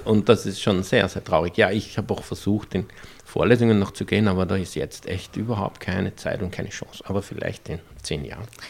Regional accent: Austria; accent: Austrian dialect; ich habe sie plötzlich im österreichischen Dialekt angeredet

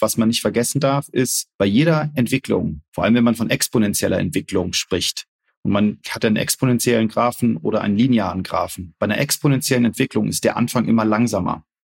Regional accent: Wolfsburg, Lower Saxony, Germany; Ich bin Wolfsburger, genau. Ich bin in Wolfsburg geboren.

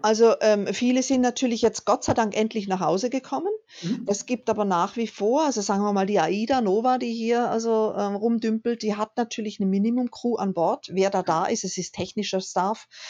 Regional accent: Germany; wir einfach als Deutsche

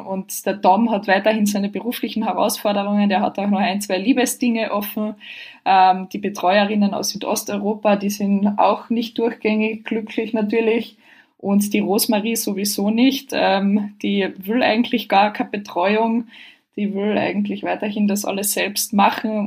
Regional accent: Carinthia, Austria; now in Vienna, Austria; ich bin ja aus Kärnten ursprünglich

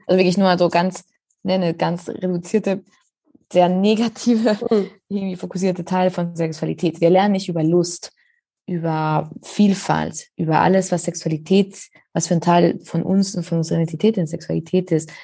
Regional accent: Spain; German is a second language; now in Berlin, Germany; ich komme ja ursprünglich aus Spanien

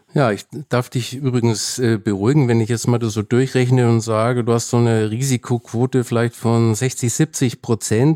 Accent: Germany; bei uns in Deutschland

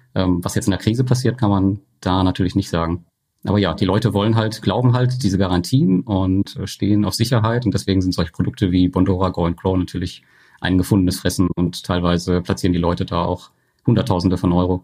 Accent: Germany; bei uns in Deutschland

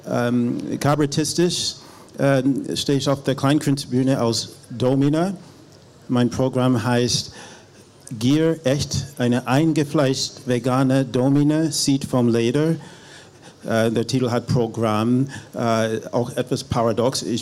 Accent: Berlin, Germany; ich bin Berlinerin mit äh, afroamerikanischen Wurzeln. Ähm, das erklärt den Army-Akzent.

